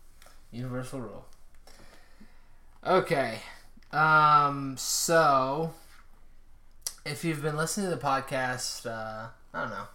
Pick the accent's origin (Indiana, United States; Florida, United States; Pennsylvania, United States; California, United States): Indiana, United States; growing up in Indiana